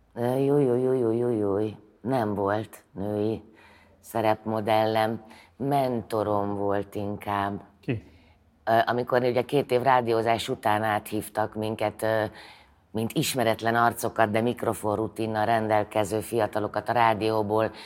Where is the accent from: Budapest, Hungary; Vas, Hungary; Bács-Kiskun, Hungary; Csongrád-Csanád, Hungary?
Vas, Hungary; Szombathely; moved away; szombathelyi vagyok